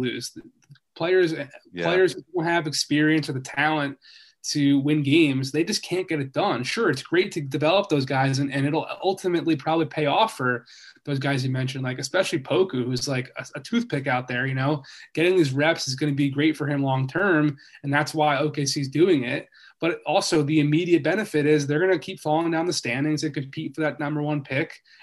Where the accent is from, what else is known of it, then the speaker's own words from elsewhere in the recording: Philadelphia, Pennsylvania, United States; moved away; also born or lived in Boston; I'm from Philly originally